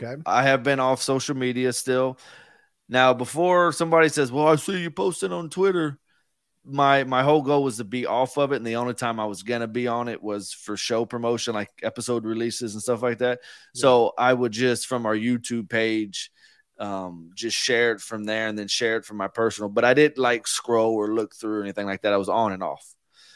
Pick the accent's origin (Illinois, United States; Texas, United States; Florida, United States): Texas, United States; Houston; we're from Houston